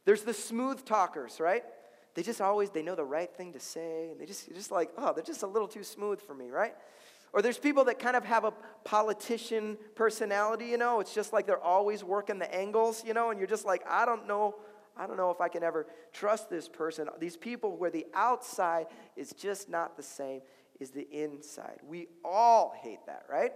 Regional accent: Chicago, Illinois, United States; now in Minnesota, United States; I'm from Chicago. Okay, I'm from Chicago

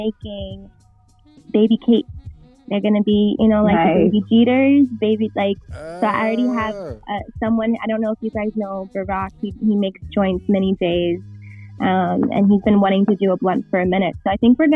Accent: Westchester, New York, United States; also born or lived in Bronx, New York; I'm actually from Westchester, but I live in the Bronx

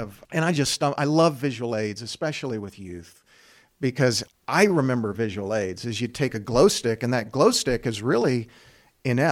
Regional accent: Lawrence, Kansas, United States; moved away as an adult; also born or lived in Tuscaloosa, Alabama; now in Grand Island, United States; I grew up in Lawrence, Kansas

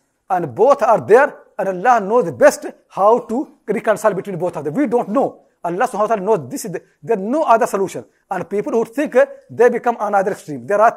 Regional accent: India; I was born in India.

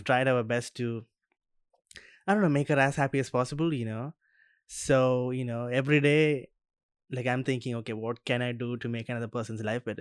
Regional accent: Kerala, India; now in Australia; I'm from Kerala

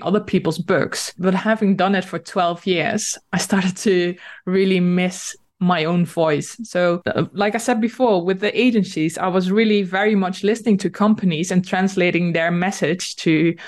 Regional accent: Netherlands; first language Dutch; English is a second language; I am Dutch and I'm living in the Netherlands.

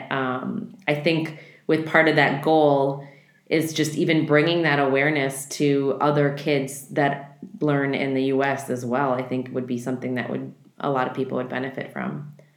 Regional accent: Midwest, United States; I grew up in the Midwest

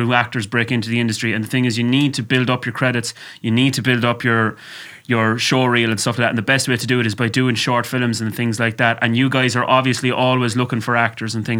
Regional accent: Ireland; now in England, United Kingdom; growing up in Ireland

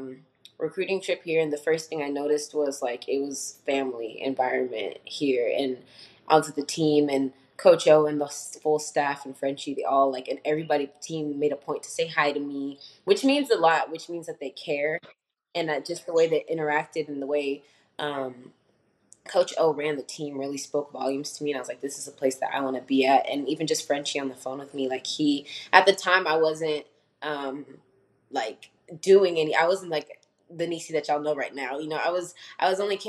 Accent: Frisco, Texas, United States; moved away as an adult; now in Nacogdoches, United States; I'm a third year here at SFA, and I grew up in Frisco, just regular suburban home.

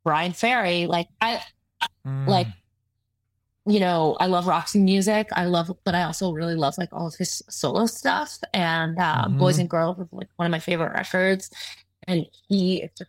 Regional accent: Southern California, United States; growing up in Southern California, where it's like skate and surf culture

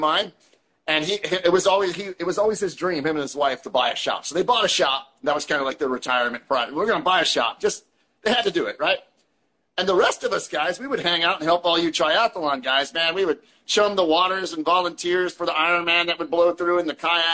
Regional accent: Western Pennsylvania, United States; where I was born in Western PA

